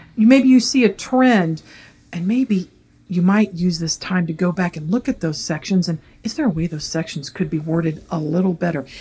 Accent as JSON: {"language": "English", "region": "the South", "country": "United States", "tie": "born or raised there", "said": "born and raised in the South."}